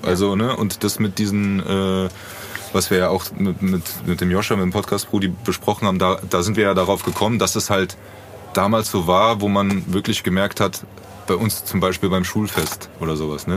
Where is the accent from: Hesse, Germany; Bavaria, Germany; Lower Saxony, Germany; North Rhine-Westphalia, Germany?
Hesse, Germany; Frankfurt; born or raised there